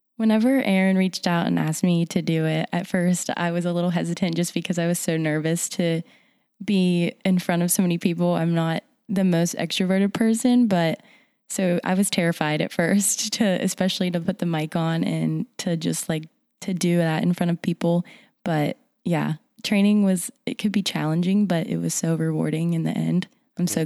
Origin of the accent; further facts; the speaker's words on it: Morgantown, West Virginia, United States; I am from here, Morgantown, West Virginia.